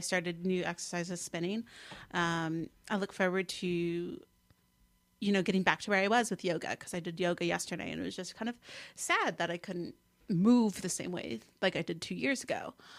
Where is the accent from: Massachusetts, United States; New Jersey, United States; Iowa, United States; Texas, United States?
New Jersey, United States; Mendham; accent: Jersey; also born or lived in Morristown, New Jersey / College Park, Maryland; I grew up in Mendham, which is the town to the west